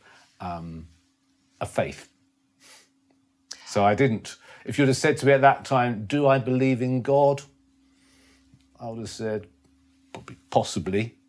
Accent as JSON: {"language": "English", "region": "London", "country": "United Kingdom", "tie": "born or raised there", "said": "I was born in Stanmore in North London, which is end of the Jubilee line for anyone who's not a Londoner"}